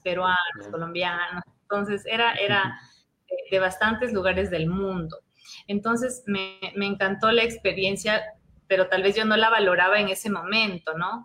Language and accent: Spanish; Ecuador; moved away as an adult; also born or lived in Madrid, Spain; no éramos muy bien vistos como, como ecuatorianos